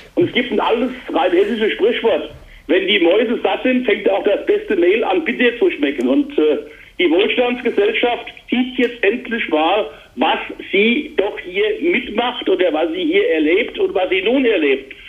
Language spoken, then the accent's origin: German; Mainz, Rhineland-Palatinate, Germany; Ich bin genauso als Mainzer und Rheinland-Pfälzer